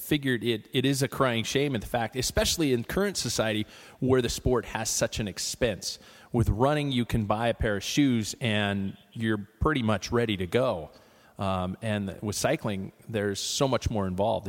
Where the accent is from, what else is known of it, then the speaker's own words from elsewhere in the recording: Spokane, Washington, United States; I was born and raised here in Spokane, Washington